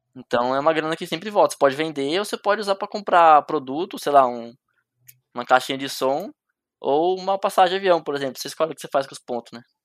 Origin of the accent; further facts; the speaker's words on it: Jundiaí, São Paulo, Brazil; Eu vim da capital, eu vim de Jundiaí, né? Que é perto da capital de São Paulo